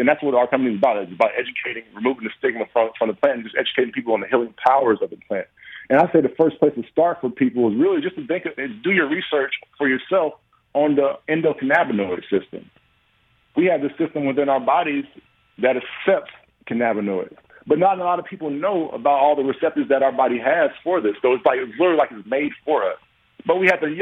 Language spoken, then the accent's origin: English; Atlanta, Georgia, United States; moved away as an adult; also born or lived in Detroit; I'm from Georgia, played my college ball there